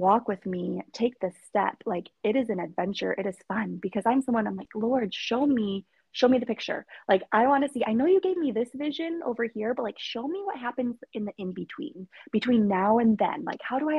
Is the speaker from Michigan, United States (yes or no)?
yes; Michigan, United States; from Michigan